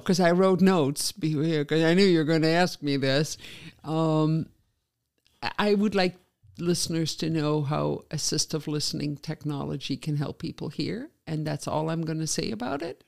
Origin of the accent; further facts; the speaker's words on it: Netherlands; moved away as an adult; now in Oshkosh, United States; I grew up in the Netherlands just at the tail end of the … in the '60s